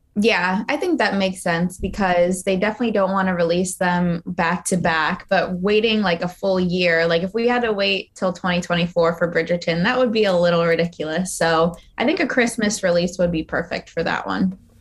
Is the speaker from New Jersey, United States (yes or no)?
yes; New Jersey, United States; I am from New Jersey